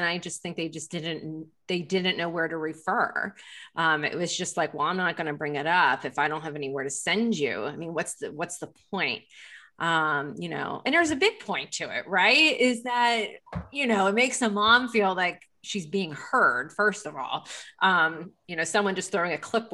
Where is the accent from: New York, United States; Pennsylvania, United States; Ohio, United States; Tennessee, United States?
Pennsylvania, United States; Lancaster; moved away; I'm from Lancaster, Pennsylvania